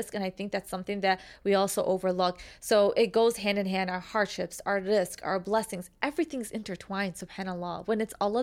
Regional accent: Chicago, Illinois, United States; accent: Chicago; the Chicago accent

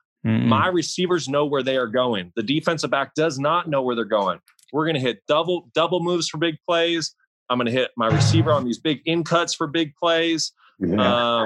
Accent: Kalispell, Montana, United States; moved away as an adult; growing up in Kalispell, Montana

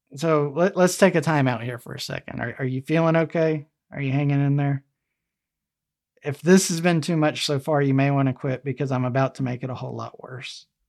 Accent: Alabama, United States; Alabama, my home state here

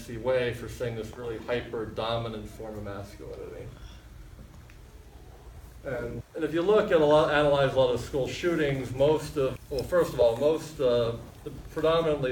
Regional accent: United States; born or raised there; also born or lived in Fort Lauderdale, Florida

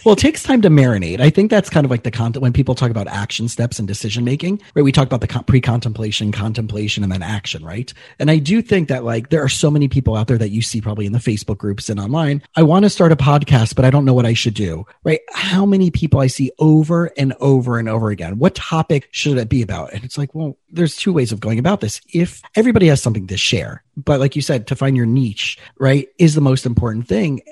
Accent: South Florida, United States; I grew up in South Florida and I grew up in a pretty affluent community, but I was a scholarship kid

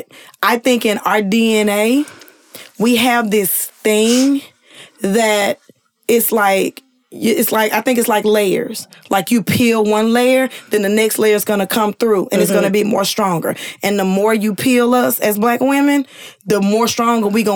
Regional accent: Louisiana, United States; I'm from Louisiana, so I know a lot of the Cash Money people personally.

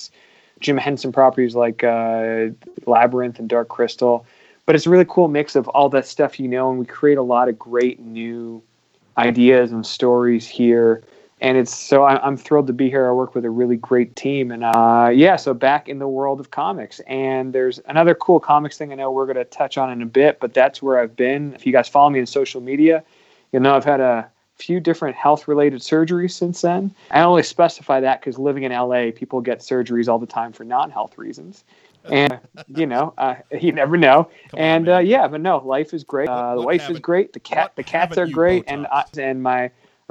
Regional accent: Canada; now in United States; me being Canadian, being a hockey fan in America.

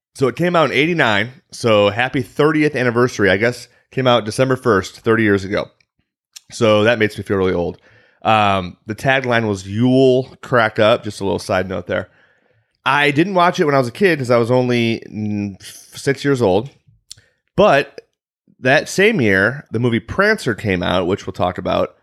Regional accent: Chicago, Illinois, United States; accent: Chicago; I'm from the Chicagoland area

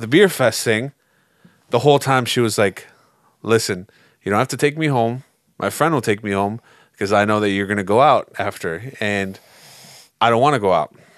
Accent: United States; as an American

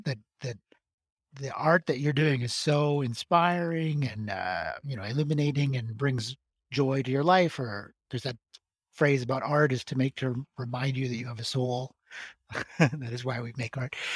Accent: Alberta, Canada; now in Montreal, Canada; Alberta, where I'm from

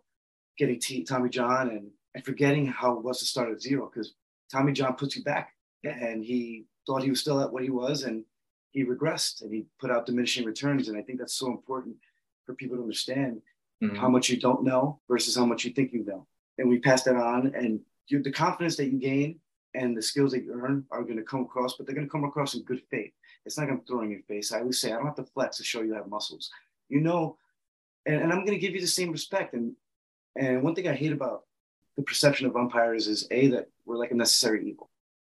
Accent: New York City, New York, United States; I'm from the Bronx too

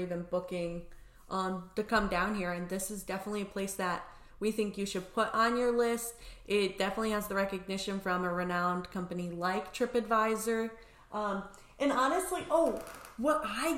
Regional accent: Indiana, United States; moved away; also born or lived in Grenada / Chicago; I'm from Indiana

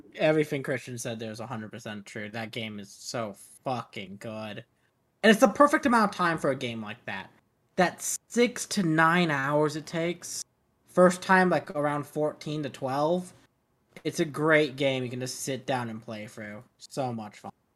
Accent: Arizona, United States; Growing up in Arizona, going across the border a lot

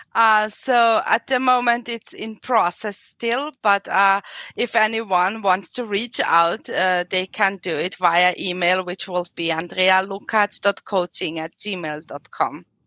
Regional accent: Austria; accent: European; English is a second language; I'm from Austria

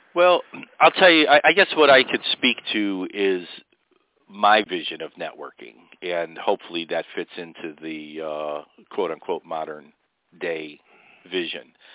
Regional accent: Chicago, Illinois, United States; I grew up on the South Side, and I lived in the Pullman area for a while, which is a historic area of Chicago

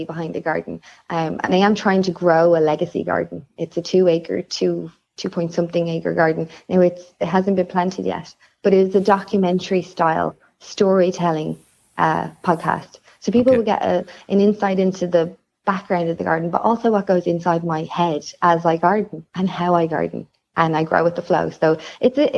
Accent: Ireland; I'm Irish.

